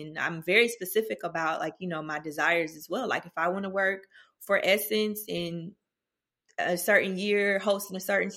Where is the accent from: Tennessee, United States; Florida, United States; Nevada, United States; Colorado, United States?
Tennessee, United States; Nashville; moved away as an adult; now in Atlanta, United States; I'm originally from Nashville, Tennessee, North Nashville